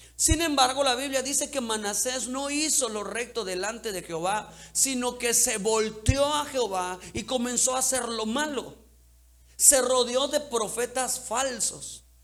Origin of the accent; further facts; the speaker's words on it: Cancún, Quintana Roo, Mexico; crecimos en Cancún.